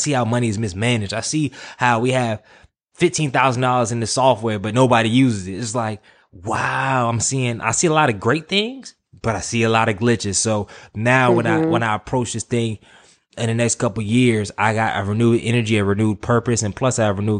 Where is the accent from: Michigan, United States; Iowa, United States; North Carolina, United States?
North Carolina, United States; also born or lived in Virginia; Yeah, I'm from the city. I'm from North Carolina.